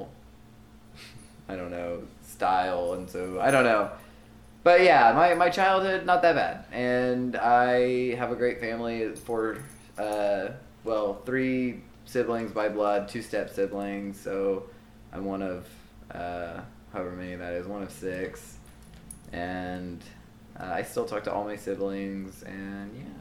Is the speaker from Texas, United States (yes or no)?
yes; Liberty Hill, Texas, United States; I'm from Liberty Hill, which is north of Austin, just north of Austin, so it's like a suburb of a suburb.